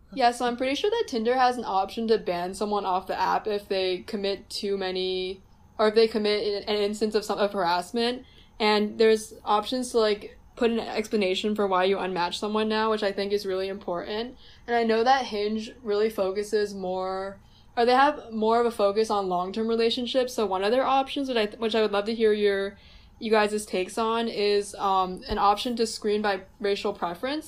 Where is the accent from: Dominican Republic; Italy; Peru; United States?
United States; New Jersey; I am Chinese and I'm from New Jersey. So, growing up, I was in a pretty white dominated uh, suburban environment.